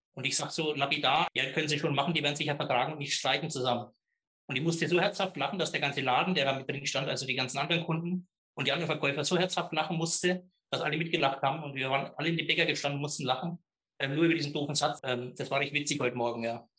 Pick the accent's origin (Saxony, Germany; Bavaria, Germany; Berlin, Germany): Bavaria, Germany; Middle Franconia, near Schwabach; accent: Middle Franconian; komme aus Mittelfranken, aus einem kleinen Ort, äh, Rohe bei Schwabach und Schwabach wiederum in der Nähe von Nürnberg, ein richtiger Mittelfranke lässt sich vom Dialekt auch nicht ganz so verbergen.